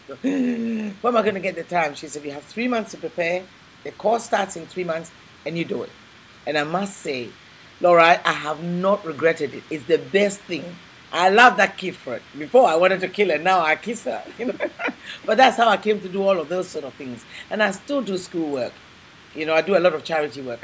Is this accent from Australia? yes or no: no; Ghana; moved away as an adult; also born or lived in England; I was born in Ghana, West Africa, and I went uh, from there to England